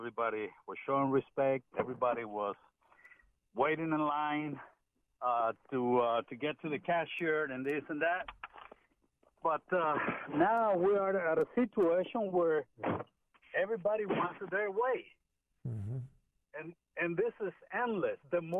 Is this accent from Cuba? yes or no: no; El Salvador; now in United States; I'm from El Salvador, Central America.